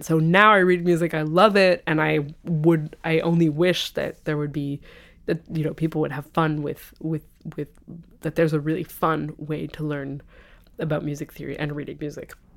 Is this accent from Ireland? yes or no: no; France; moved away as an adult; also born or lived in London, United Kingdom / Switzerland / Italy; now in Boston, United States; I came to France with my family when I was six